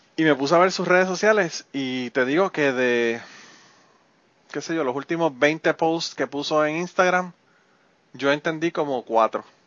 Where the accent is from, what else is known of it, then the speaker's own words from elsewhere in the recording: Puerto Rico; moved away; yo viví en Puerto Rico y soy de Puerto Rico y la mayor parte de mi vida vivía allá.